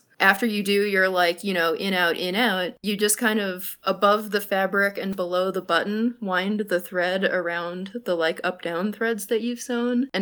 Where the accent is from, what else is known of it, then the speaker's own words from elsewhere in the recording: Connecticut, United States; moved away; I grew up in Connecticut, so not too far from y'all